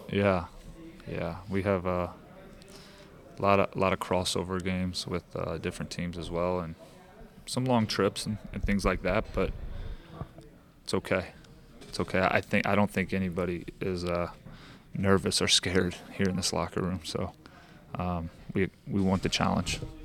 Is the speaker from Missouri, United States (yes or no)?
yes; St. Louis, Missouri, United States; now in Kansas City, United States; I'm from Saint Louis